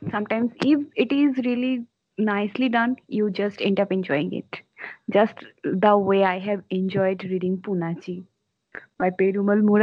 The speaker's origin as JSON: {"language": "English", "country": "India", "first_language": "Bengali", "second_language": "English", "said": "because my mother tongue is bengali and english is not my first language"}